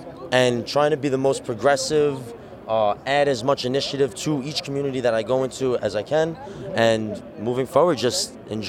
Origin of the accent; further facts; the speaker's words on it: New York City, New York, United States; Born in Staten Island, raised.